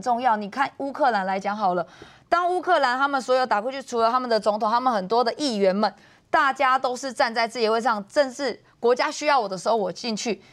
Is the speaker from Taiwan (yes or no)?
yes; Taiwan; 我们台湾人还有一个百年的大党